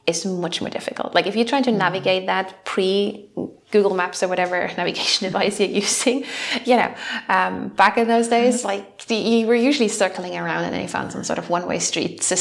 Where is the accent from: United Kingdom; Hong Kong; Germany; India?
Germany; we're coming from Germany